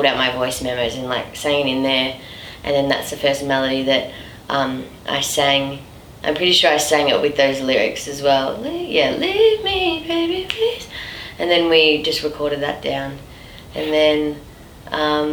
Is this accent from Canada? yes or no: no; Melbourne, Victoria, Australia; back in my hometown, Melbourne.